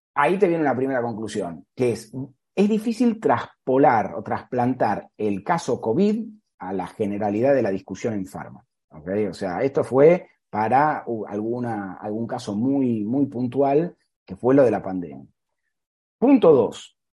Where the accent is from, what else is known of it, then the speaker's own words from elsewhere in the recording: Argentina; now in Dayton, United States; yo soy argentino